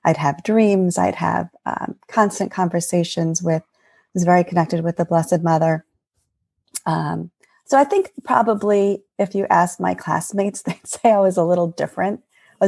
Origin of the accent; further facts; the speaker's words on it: Eastern Long Island, New York, United States; moved away as an adult; now in New Jersey, United States; I grew up in New York, in the United States, in New York, on Eastern Long Island, in a beach town